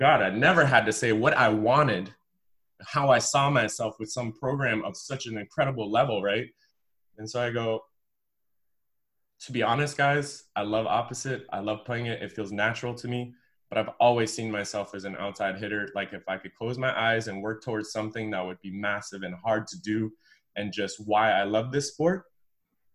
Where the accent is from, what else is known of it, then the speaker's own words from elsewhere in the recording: Greeley, Colorado, United States; also born or lived in Durango, Colorado; I was born in Greeley, Colorado, which is a really smelly mining town up north in Colorado.